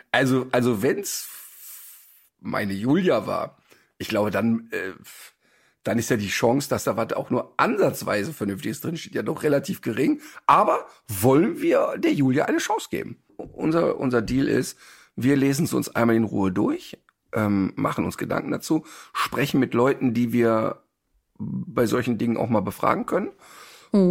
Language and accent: German; Ruhr area, North Rhine-Westphalia, Germany; ich komme ja aus dem Ruhrpott